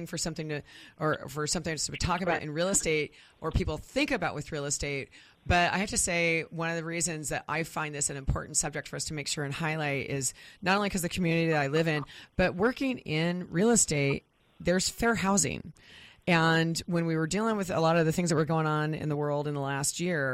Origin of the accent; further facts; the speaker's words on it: Wichita, Kansas, United States; now in Renton, United States; growing up in the Midwest, one of the things I always kind of joke about with Wichita, Kansas